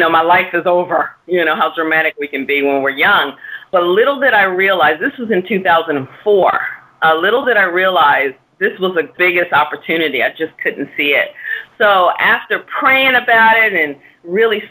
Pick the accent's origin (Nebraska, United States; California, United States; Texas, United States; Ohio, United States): Texas, United States; Dallas; moved away as an adult; now in New York City, United States; I'm a Texas girl. I'm from Dallas, Texas, and moved here